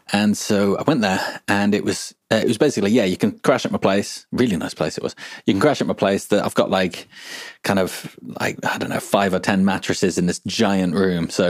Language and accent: English; Brazil; accent: Brazilian interior accent; English is a second language; back then I was speaking in a, um, how do you call it? Interior accent, you know.